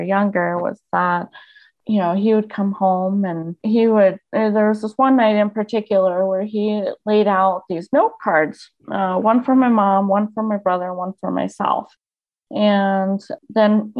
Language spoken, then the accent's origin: English; Colorado Springs, Colorado, United States; also born or lived in Littleton, Colorado; Yeah, so I grew up in Colorado Springs, which is obviously just an hour south, basically, of here